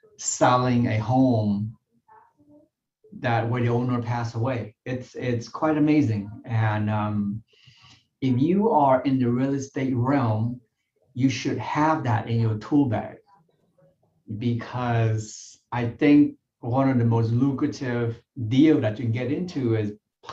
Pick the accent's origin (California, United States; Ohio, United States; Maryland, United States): California, United States; Yeah, I grew up in Southern California. I came to the U.S. when I was about, 12 or 13 years old.